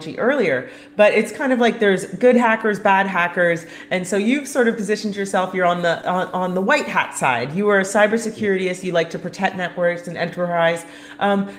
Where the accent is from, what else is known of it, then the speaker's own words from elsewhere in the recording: Canada; I'm Canadian